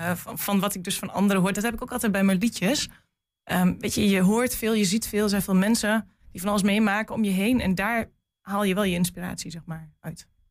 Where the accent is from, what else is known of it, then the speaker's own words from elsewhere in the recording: Geesteren, Overijssel, Netherlands; also born or lived in Almelo; ik kom eigenlijk uit Geesteren. En ik ging in Almelo naar school.